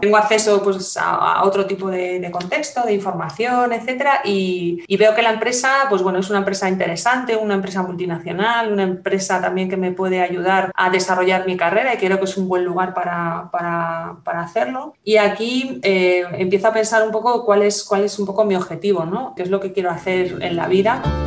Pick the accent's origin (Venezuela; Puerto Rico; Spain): Spain; los españoles, bueno, tenemos una forma de hablar eh, determinada por nuestra, por nuestra cultura